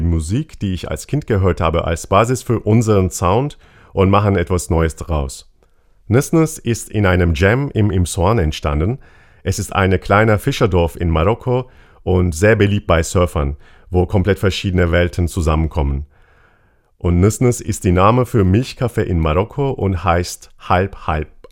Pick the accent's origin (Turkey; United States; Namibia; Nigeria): Turkey; now in Mainz, Germany; Ich bin in der Türkei aufgewachsen